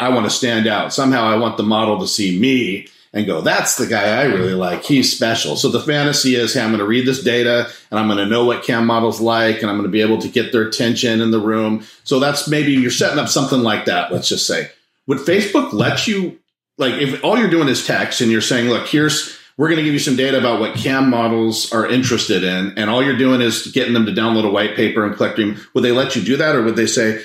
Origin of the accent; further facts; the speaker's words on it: Monterey, California, United States; I grew up in Monterey, California